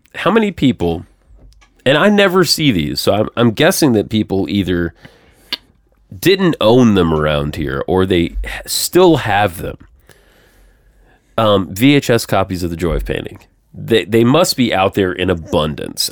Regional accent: Georgia, United States; now in Nashville, United States; I'm from Georgia

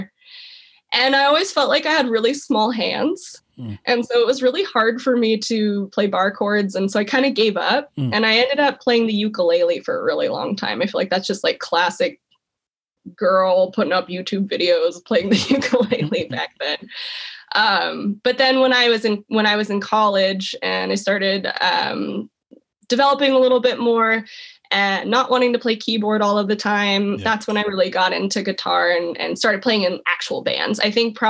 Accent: Placerville, California, United States; also born or lived in Chico, California; one of the only people I knew from my hometown

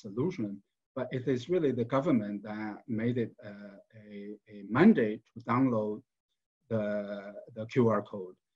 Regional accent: China; now in United States; I was born in China, raised in China

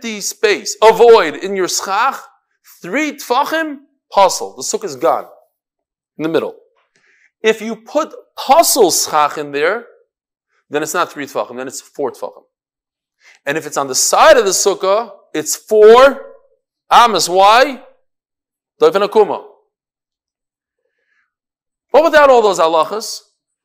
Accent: New York, United States; I'm from New York

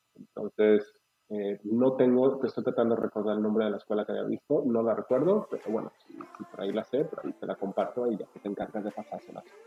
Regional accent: Mexico; moved away as an adult; also born or lived in Guadalajara; Cuando yo me fui de México

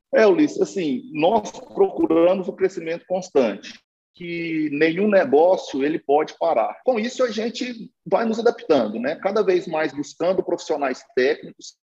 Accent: Minas Gerais, Brazil; a gente e mineiro

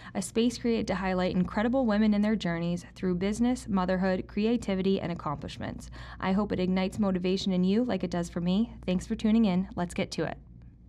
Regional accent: Atkinson, New Hampshire, United States; I'm from Atkinson.

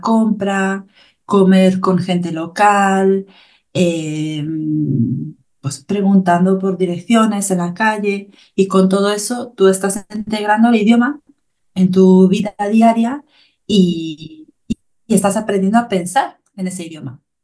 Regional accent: Galicia, Spain; Soy de Galicia, Galicia está en el norte de España, en el noroeste de España

